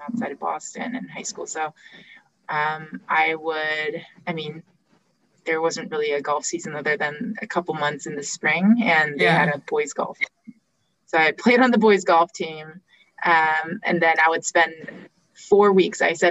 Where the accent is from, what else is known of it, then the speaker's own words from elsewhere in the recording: South Korea; I was born in Korea